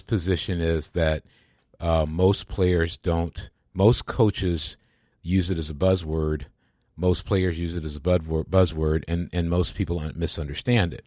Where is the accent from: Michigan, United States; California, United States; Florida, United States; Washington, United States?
Michigan, United States; moved away; I grew up in Michigan